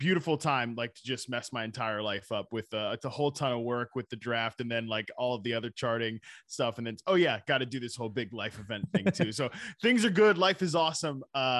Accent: Virginia, United States; also born or lived in North Carolina; I'm from Virginia, North Carolina.

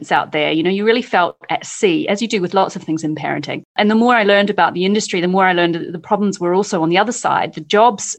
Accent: New Zealand; moved away as an adult; now in London, United Kingdom; I am from New Zealand. I came over here to do postgrad work

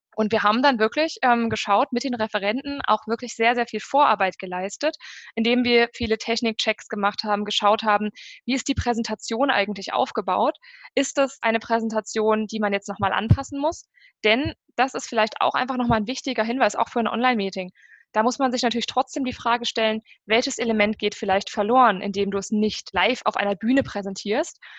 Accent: Germany; bei uns in Deutschland

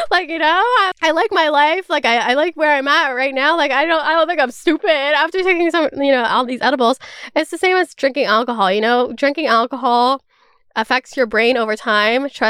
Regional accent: California, United States; also born or lived in Toronto, Canada; Maybe it's just because I grew up in California and Toronto where it's just very normalized.

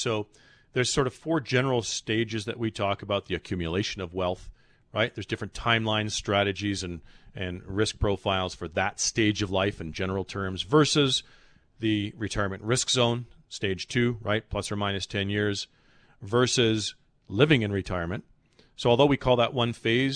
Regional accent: Canada; as a Canadian

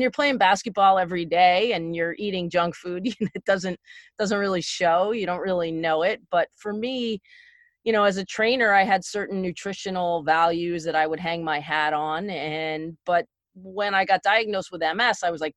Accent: Connecticut, United States; also born or lived in East Stroudsburg, Pennsylvania; I grew up in Connecticut.

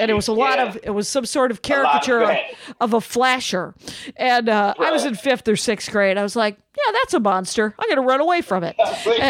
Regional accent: Wisconsin, United States; I grew up in Wisconsin, and there was a place called Rawson Woods, and you could go and hang out there.

